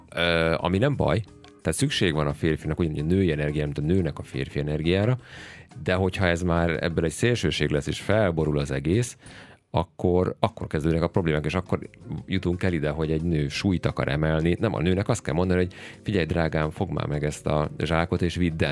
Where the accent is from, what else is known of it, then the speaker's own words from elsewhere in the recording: Hungary; mi magyarok